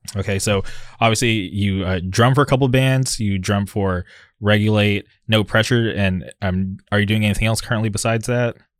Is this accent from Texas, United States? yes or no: no; Southern California, United States; here I am from Southern California